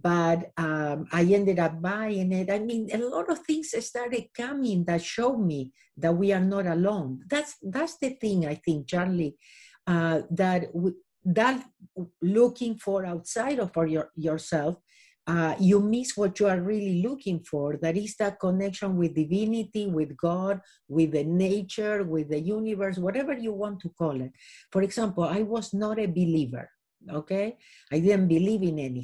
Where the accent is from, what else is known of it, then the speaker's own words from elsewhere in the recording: Argentina; moved away as an adult; now in Los Angeles, United States; I was born in Argentina. I lived here in Los Angeles for the last 37 years.